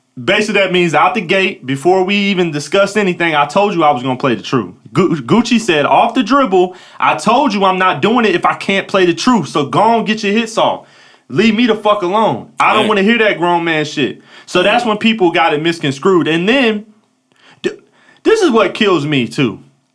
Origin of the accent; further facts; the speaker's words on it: Atlanta, Georgia, United States; Been almost 20 years. I'm from Cobb County. Like, I'm from Atlanta.